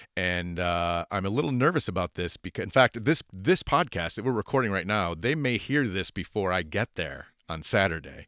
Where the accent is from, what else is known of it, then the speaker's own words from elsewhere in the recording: United States; as an American